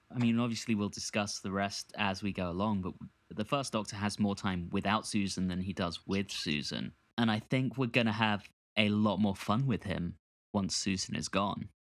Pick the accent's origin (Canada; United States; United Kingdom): United Kingdom; London; growing up in London in the nineties and, and the two thousands